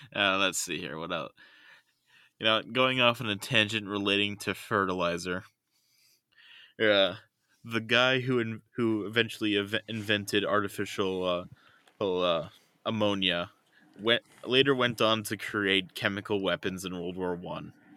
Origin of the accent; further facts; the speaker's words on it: United States; I'm an American